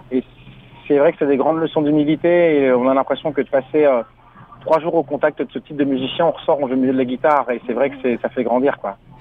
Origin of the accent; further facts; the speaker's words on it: France; first language French; also born or lived in Senegal; je suis né au Sénégal, mais j'ai jamais vécu. Je suis arrivé en France à l'âge de à l'âge de deux ans